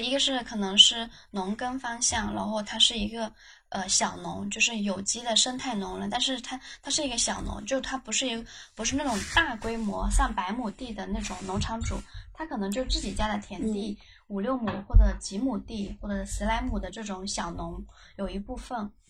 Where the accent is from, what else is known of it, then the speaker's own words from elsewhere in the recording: Guangdong, China; now in Beijing, China; 我是广东人，然后现在在北京，我原来从事的行业是互联网，呃，主要是做跨境支付产品经理